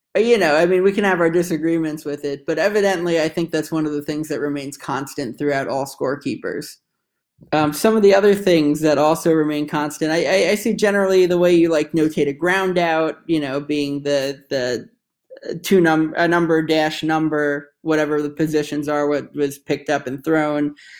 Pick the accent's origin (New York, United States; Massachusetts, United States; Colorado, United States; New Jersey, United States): New York, United States; moved away as an adult; now in Washington, D.C., United States; my hometown New York Islanders